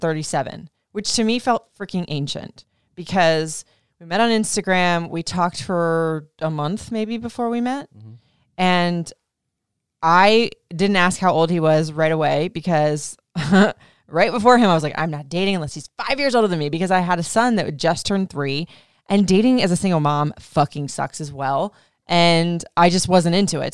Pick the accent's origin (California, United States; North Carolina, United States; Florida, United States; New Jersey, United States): Florida, United States; also born or lived in Memphis / Michigan; now in Maryland, United States; I grew up in Florida for like most of my life and then I was in like hotter states like Memphis. I did have one year stint in Michigan.